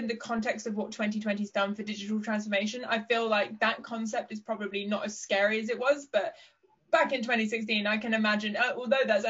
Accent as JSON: {"language": "English", "area": "Somerset Levels", "region": "South West England", "country": "United Kingdom", "tie": "born or raised there", "said": "I grew up on the Somerset Levels here in the UK"}